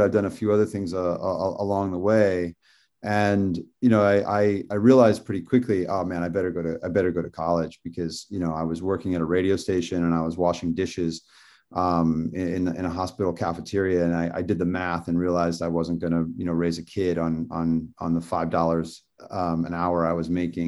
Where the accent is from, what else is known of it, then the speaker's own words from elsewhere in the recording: Indiana, United States; now in Malibu, United States; I'm from Indiana. I grew up with computers